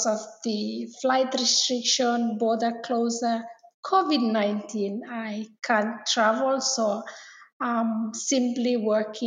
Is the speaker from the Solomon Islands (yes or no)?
yes; Malaita, Solomon Islands; I'm from Malaita. I'm originally from Malaita and from Solomon Islands.